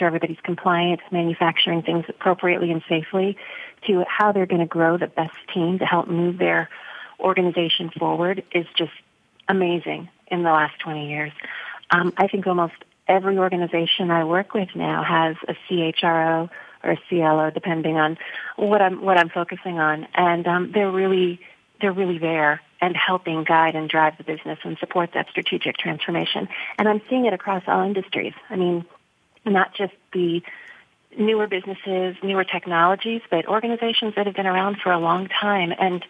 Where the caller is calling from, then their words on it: Chicago, Illinois, United States; Chicago. December. Oh. Chicago.